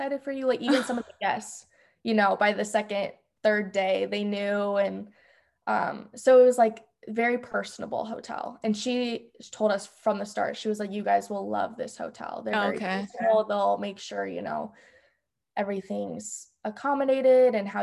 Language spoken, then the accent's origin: English; Des Moines, Iowa, United States; I'm from Des Moines, Iowa